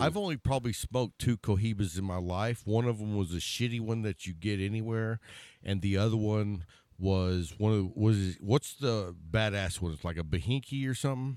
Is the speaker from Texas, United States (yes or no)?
yes; Texas, United States; Being from Texas